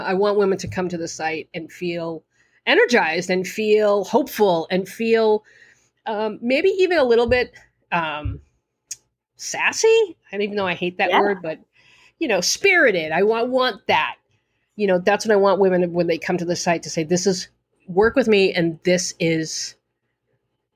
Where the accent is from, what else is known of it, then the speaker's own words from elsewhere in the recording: Boston, Massachusetts, United States; accent: Boston; my Boston accent